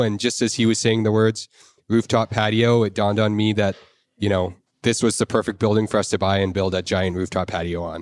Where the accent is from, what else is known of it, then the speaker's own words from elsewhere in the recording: Victoria, British Columbia, Canada; moved away as an adult; also born or lived in Alberta; I grew up in Victoria.